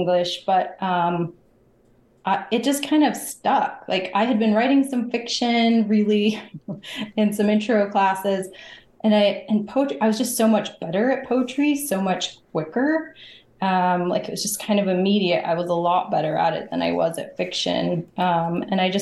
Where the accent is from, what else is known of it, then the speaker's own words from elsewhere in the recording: Bountiful, Utah, United States; I grew up in Northern Utah. So I grew up in Bountiful, which is a suburb of Salt Lake City.